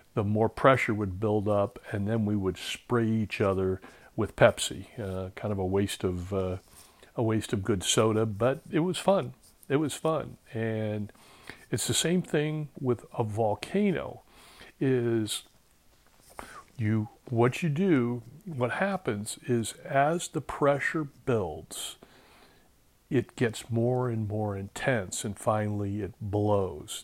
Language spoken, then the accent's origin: English; Southern California, United States; I'm from Southern California